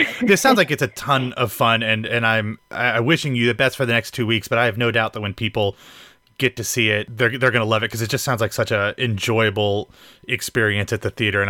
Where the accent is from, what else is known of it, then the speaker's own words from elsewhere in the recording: Pickerington, Ohio, United States; I'm from Pickerington, so just on the side of Columbus.